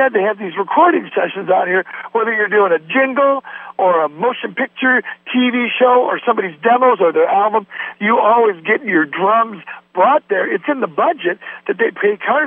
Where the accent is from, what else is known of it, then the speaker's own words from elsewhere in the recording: Warren, Michigan, United States; moved away; I'm from Warren